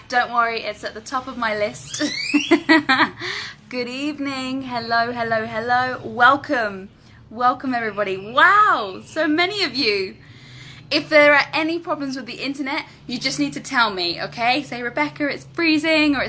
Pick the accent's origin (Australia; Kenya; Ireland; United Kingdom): United Kingdom; London; first language English; moved away as an adult; now in Medellin, Colombia; I am from London, but I have been living in Medellin, Colombia for the last 2 years, but I'm currently in Cancun.